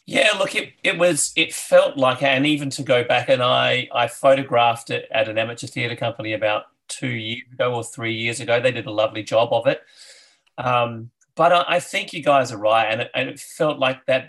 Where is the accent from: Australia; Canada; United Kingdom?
Australia; Adelaide, South Australia; I grew up in Adelaide